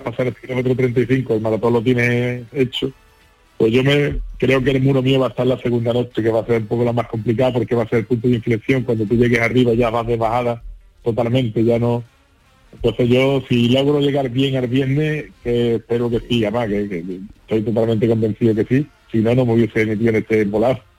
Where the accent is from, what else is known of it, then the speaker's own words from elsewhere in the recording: San Juan del Puerto, Andalusia, Spain; el Ayuntamiento de San Juan del Puerto, que es mi pueblo